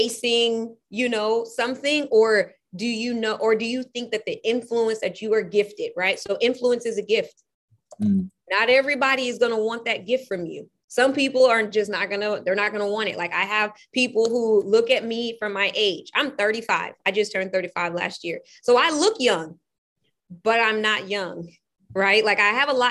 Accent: California, United States; now in Portland, United States; I'm from California. My mom made sure I went to all of the most predominantly white schools you can think about

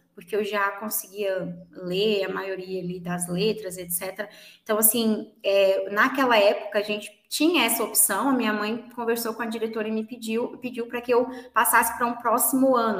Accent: Minas Gerais, Brazil; eu sou de Minas Gerais e sou professora de inglês

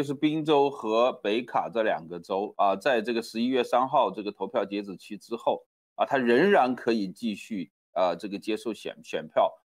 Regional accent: China; 好像我们从中国来的

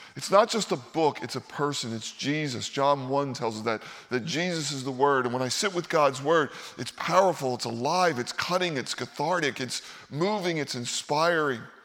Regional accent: Philadelphia, Pennsylvania, United States; moved away; I grew up in Philadelphia

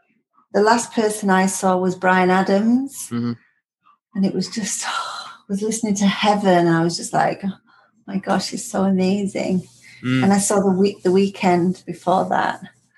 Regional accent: Singapore; born there; I was born in Singapore.

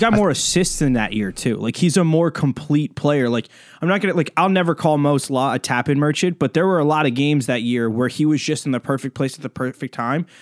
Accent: United States; I'm coming to you more as an American

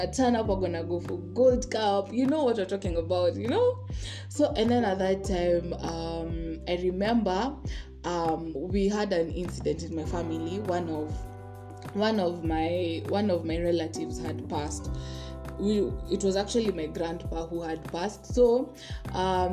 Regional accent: Kenya; I'm not Nigerian, I'm Kenyan

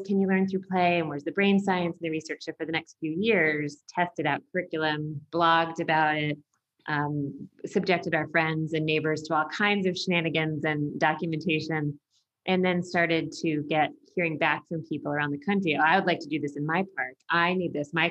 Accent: United States; I'm from the United States

